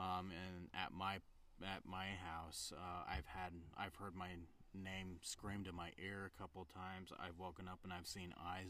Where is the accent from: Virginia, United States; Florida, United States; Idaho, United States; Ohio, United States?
Idaho, United States; Preston; Up in Preston, Idaho.